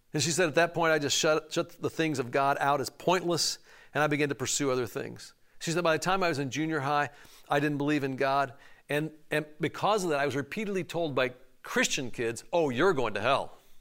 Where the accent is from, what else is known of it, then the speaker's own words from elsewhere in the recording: Chicago, Illinois, United States; I'm from Chicago